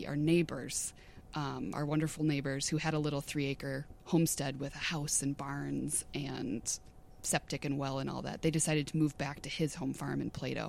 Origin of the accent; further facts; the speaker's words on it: Coon Rapids, Minnesota, United States; also born or lived in Houston County, Minnesota; I grew up in the suburbs. I'm from Coon Rapids